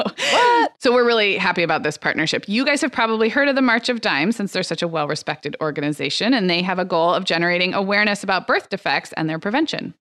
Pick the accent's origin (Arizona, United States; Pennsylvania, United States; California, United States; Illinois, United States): California, United States; Santa Barbara; Santa Barbara, my hometown.